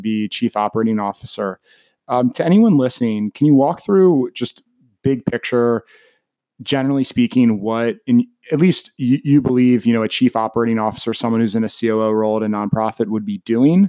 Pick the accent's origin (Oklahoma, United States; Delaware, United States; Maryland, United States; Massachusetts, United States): Maryland, United States; Baltimore; I'm originally from Baltimore